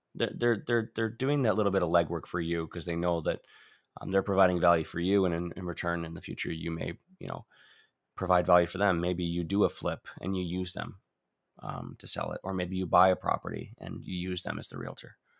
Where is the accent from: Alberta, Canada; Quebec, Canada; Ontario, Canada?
Ontario, Canada; moved away; I'm from Ontario. Originally, I'm born and bred there